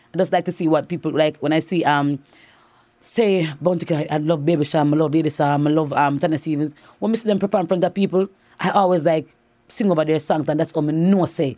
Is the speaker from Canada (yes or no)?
no; Saint Catherine Parish, Jamaica; growing up in Saint Catharines was very nice